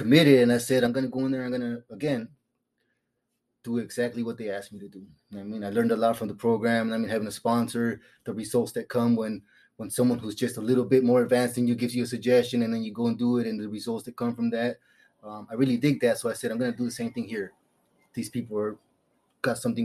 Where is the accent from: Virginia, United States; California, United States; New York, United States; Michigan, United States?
California, United States; moved away as an adult; now in Phoenix, United States; I'm from California. I'm used to the palm trees and the cool weather.